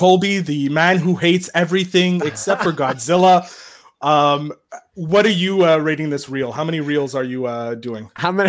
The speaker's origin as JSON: {"language": "English", "country": "Canada", "said": "as the Canadian, the only Canadian in this group"}